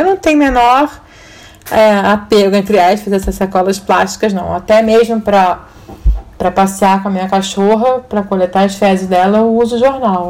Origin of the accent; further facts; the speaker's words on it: Rio de Janeiro, Brazil; Na minha época de criança, adolescente, hum. a gente tinha outono no Rio de Janeiro.